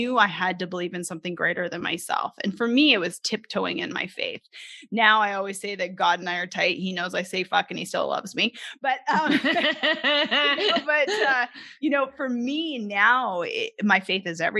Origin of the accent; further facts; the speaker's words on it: Canada; moved away as an adult; now in Arkansas, United States; I'm originally from Canada